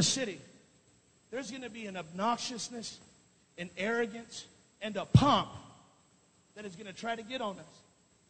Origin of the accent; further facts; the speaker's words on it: California, United States; I'm from California. I'm about 3 hours behind, so I got a lot of time.